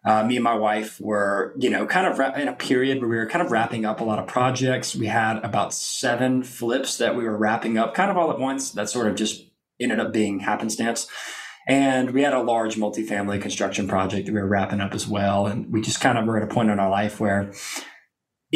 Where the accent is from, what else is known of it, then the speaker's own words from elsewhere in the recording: Lake Charles, Louisiana, United States; moved away as an adult; now in Austin, United States; I was born and raised in Southwest Louisiana, a little town called Lake Charles